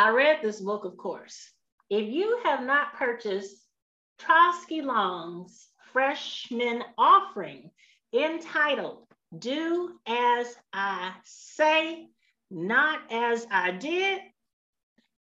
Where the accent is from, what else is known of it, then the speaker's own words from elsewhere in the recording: California, United States; now in Alabama, United States; I'm from California, and we say Ka-ra, Ka-ra.